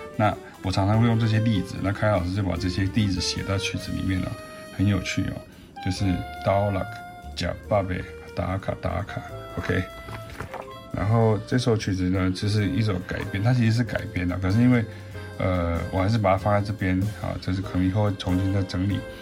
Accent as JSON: {"language": "Chinese", "region": "southern Taiwan", "country": "Taiwan", "also_born_or_lived": "Belgium", "said": "因为我们是南部来的"}